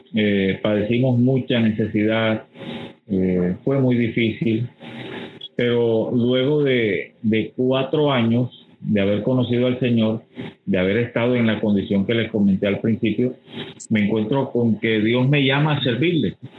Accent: Barranquilla, Atlántico, Colombia; moved away as an adult; also born or lived in Bogotá; yo soy barranquillero

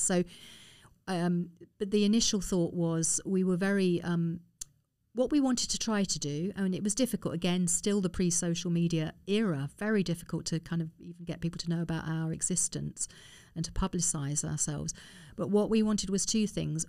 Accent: Harrow, London, United Kingdom; also born or lived in Hanover; I lived in Harrow, I was born in Harrow

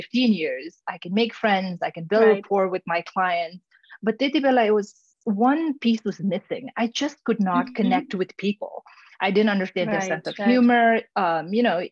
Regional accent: Nepal; English is a second language; moved away as an adult; now in United States; we're growing up in Nepal

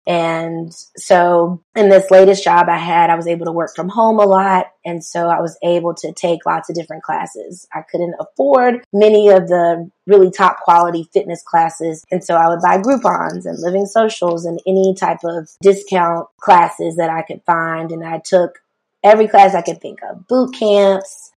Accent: Rock Hill, South Carolina, United States; I am originally from Rock Hill, South Carolina. Grew up there, spent most of my life there

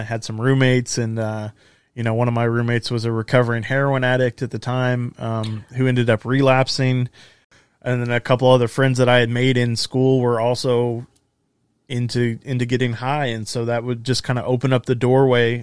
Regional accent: Texas, United States; I was born and raised in Texas, right here in the center of the Bible Belt

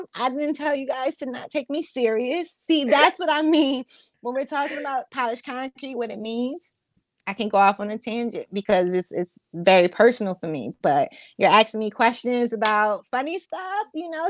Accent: New Jersey, United States; I'm choosing Six Flags Great Adventure because I'm from New Jersey over both.

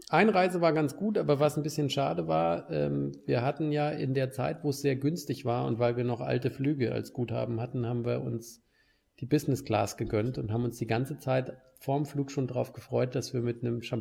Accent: Hesse, Germany; accent: Hessian; moved away

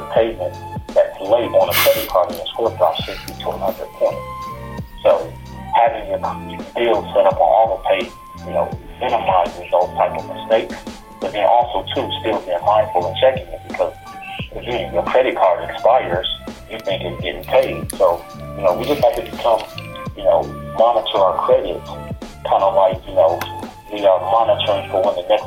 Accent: Milwaukee, Wisconsin, United States; Milwaukee, my hometown

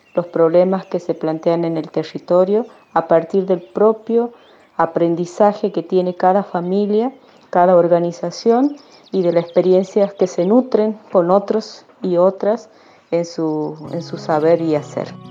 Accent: Santiago del Estero, Argentina; soy de Santiago del Estero

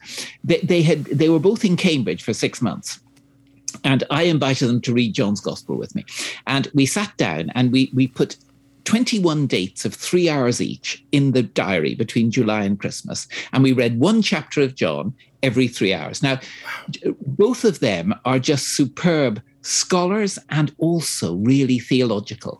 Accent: Dublin, Leinster, Ireland; I'm Irish myself, of course, I'm from the small Anglican Church of Ireland in, you know, 3% in Dublin.

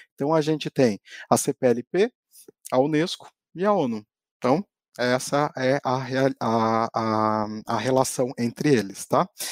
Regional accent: Brazil; first language Portuguese; a minha língua nativa é o português, e a gente resolveu trazer isso justamente para enaltecer né, o nosso povo brasileiro

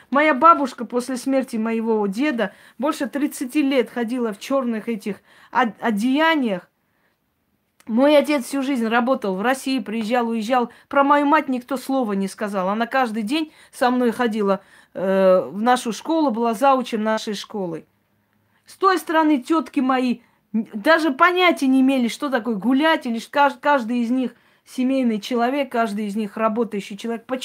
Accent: Armenia; я армянка, я как армянка говорю, я вот сейчас армянка.

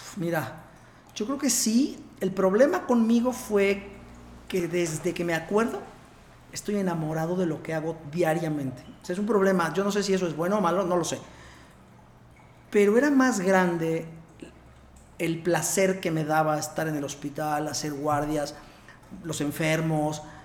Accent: Puebla, Mexico; also born or lived in Mexico City / Barcelona; yo soy de Puebla, soy poblano, soy médico. Estudié en medicina en Puebla

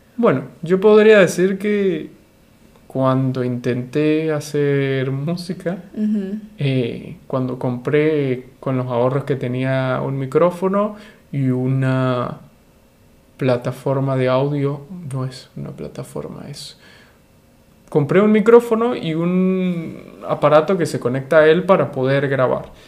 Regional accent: Venezuela; de Venezuela

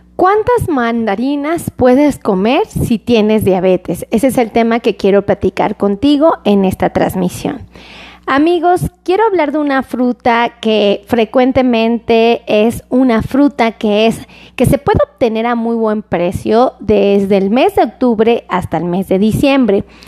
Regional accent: Mexico; como mexicano

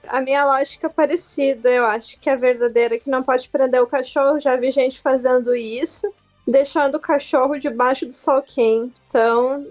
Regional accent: Gaúcha, Rio Grande do Sul, Brazil; Eu sou gaúcha

